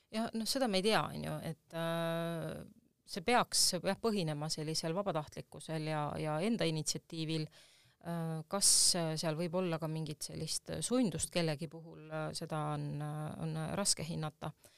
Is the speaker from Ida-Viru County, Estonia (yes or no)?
no; Tallinn, Harju County, Estonia; ma olen Tallinnast pärit ja siin oli mu kodu